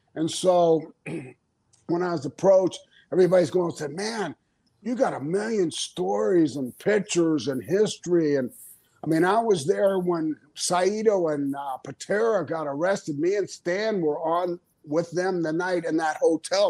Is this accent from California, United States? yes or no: no; Florida, United States; also born or lived in Minnesota; I'm from Florida, man.